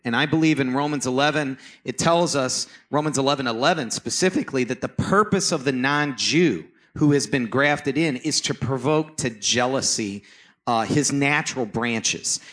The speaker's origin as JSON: {"language": "English", "town": "Toledo", "region": "Ohio", "country": "United States", "tie": "born or raised there", "also_born_or_lived": "Cleveland area, Ohio", "moved": "as an adult", "lives_now": "Cleveland, United States", "said": "I wasn't raised here. I was raised in Toledo, but eventually I came here in 2008"}